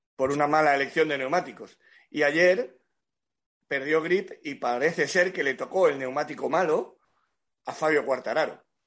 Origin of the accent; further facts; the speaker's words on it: Cádiz, Andalusia, Spain; yo soy de Cádiz